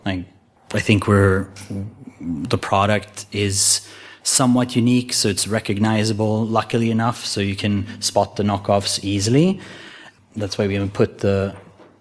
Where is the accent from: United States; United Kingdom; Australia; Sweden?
Sweden; I was born in Sweden